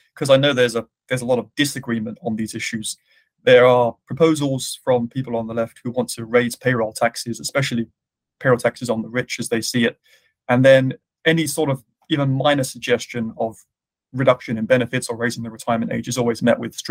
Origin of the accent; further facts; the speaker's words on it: United Kingdom; now in United States; my home country of the UK